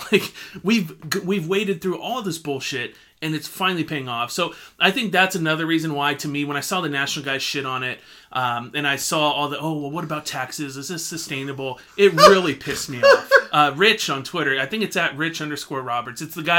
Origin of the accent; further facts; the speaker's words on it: San Diego, California, United States; I was born and raised in San Diego.